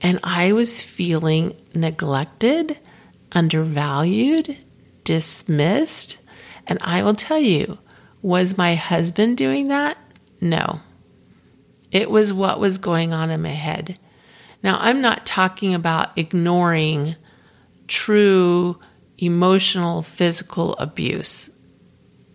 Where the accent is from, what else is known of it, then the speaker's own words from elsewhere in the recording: Florida, United States; moved away; I'm originally from Florida